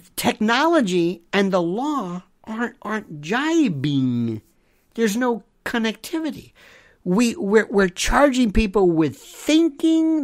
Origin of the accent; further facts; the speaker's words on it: Florida, United States; Florida, my home state